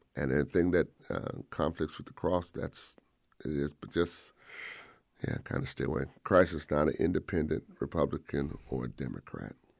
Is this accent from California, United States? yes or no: yes; Modesto, California, United States; moved away as an adult; also born or lived in Selma, Alabama; I was born and raised in Modesto, California